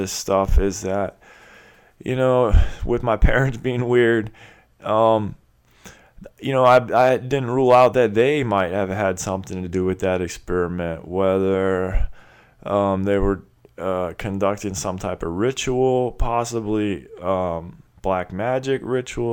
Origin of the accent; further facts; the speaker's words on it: Clearwater, Florida, United States; I grew up in Clearwater, Florida, which is the headquarters of the religion of Scientology